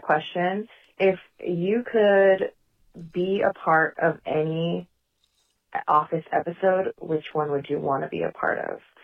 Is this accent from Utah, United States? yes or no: no; Bay Area, California, United States; I am from the Bay Area, California